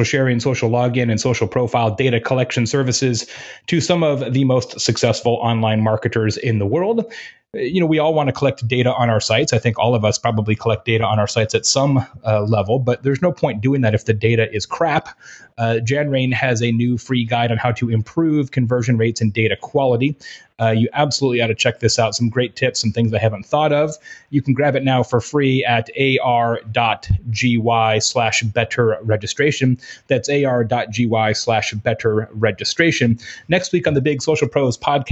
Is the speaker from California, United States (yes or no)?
no; Arizona, United States; moved away; I grew up in Arizona